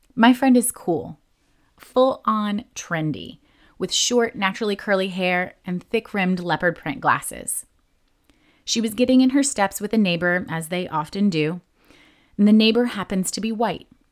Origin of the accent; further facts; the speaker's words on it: New Jersey, United States; I was born and raised in New Jersey